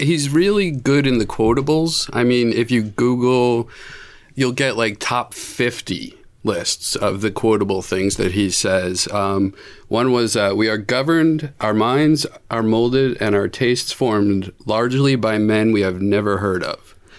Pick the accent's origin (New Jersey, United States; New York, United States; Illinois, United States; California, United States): New Jersey, United States; I'm from South Jersey.